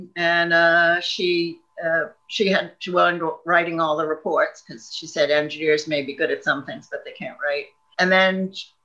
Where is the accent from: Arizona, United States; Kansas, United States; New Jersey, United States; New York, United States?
New York, United States; Long Island; moved away as an adult; also born or lived in Ohio; now in Scotland, United Kingdom; I grew up right outside of Manhattan